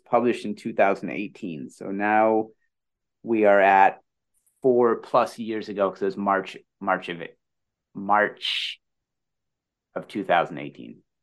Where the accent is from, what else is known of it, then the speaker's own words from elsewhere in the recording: Midwest, United States; As a Midwesterner